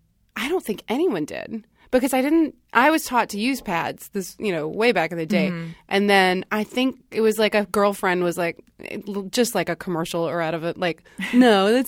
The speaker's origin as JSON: {"language": "English", "region": "North Carolina", "country": "United States", "tie": "born or raised there", "said": "I grew up in North Carolina."}